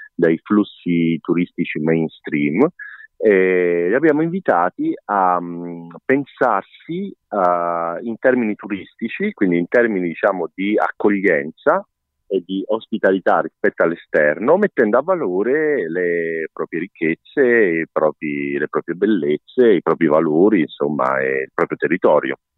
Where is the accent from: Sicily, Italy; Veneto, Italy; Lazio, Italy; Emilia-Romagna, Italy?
Lazio, Italy; Rome; now in Cagliari, Italy; io vengo da Roma, sono romano, per me, almeno per, per metà, diciamo